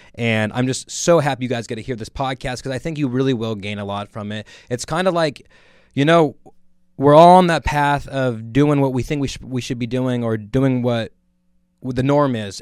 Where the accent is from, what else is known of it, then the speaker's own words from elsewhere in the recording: Merced, California, United States; I'm from Merced. It's a kind of a small city